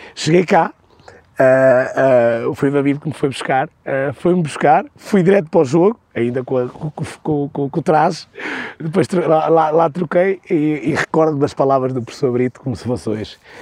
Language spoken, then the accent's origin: Portuguese; Cesar, Aveiro District, Portugal; also born or lived in São João da Madeira; tenho o clube da minha terra, que é o Cesarense, que foi onde eu cresci, onde eu nasci, onde eu aprendi tudo